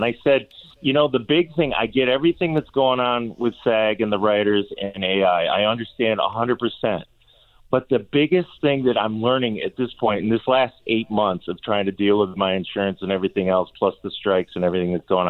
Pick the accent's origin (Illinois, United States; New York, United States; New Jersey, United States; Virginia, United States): Illinois, United States; Chicago; I just turned 60 in May, and I'm like, I've been living with this. I mean, I grew up in Chicago.